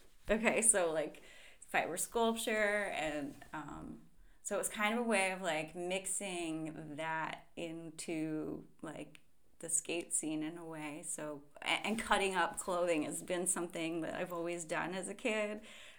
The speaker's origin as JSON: {"language": "English", "region": "East Coast", "country": "United States", "tie": "born or raised there", "said": "But I think growing up on the East Coast, my family didn't really understand"}